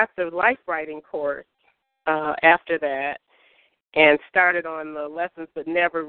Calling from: Detroit, Michigan, United States; I'm calling from Detroit, Michigan.

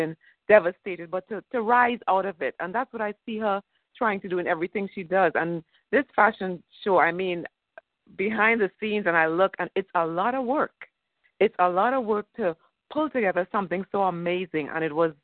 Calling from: Florida, United States; I'm calling in from Florida.

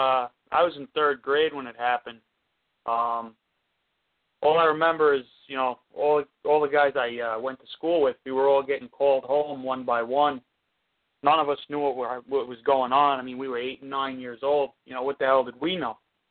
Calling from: Seaford, New York, United States; I'm calling from Seaford.

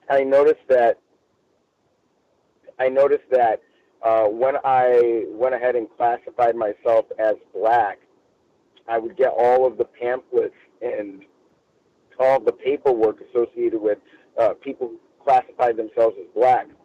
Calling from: Los Angeles, California, United States; I'm reporting from Los Angeles.

